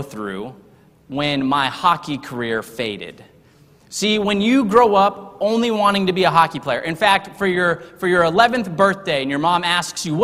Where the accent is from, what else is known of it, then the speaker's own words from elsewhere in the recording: Texas, United States; also born or lived in Harrisonburg, Virginia; I was not born in Texas. See, I was born in Harrisonburg, Virginia. But I would never claim to be a Virginian